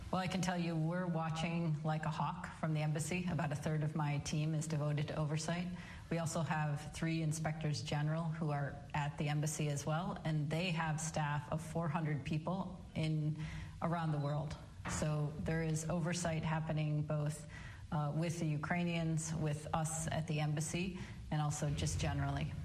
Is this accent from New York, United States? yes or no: no; Michigan, United States; my home state of Michigan